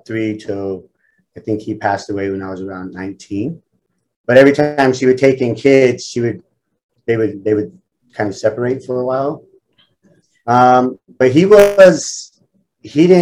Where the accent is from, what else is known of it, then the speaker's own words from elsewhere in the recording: Salt Lake City, Utah, United States; I grew up in Salt Lake City to a single mother.